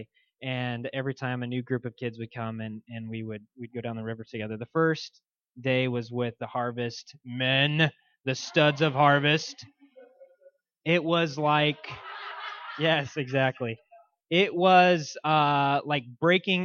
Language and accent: English; Boise, Idaho, United States; moved away; I grew up in Boise, Idaho, and was heavily involved there.